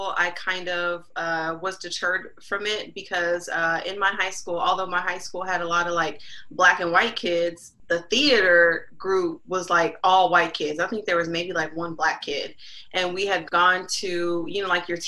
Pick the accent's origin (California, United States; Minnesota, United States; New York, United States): California, United States; Los Angeles; Born and raised in Los Angeles.